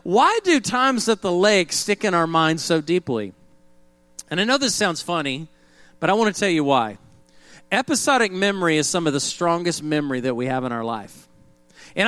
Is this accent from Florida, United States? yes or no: no; Oklahoma, United States; growing up in Oklahoma